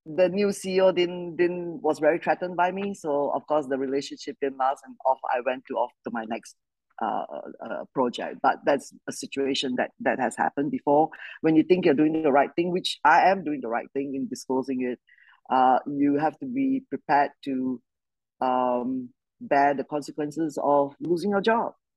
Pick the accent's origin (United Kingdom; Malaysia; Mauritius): Malaysia; I grew up in Malaysia, uh, good old British Commonwealth country